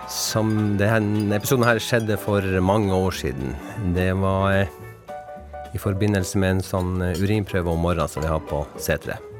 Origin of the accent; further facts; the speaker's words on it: Vadsø, Finnmark, Norway; i og med at jeg er fra Finnmark og også fra Vadsø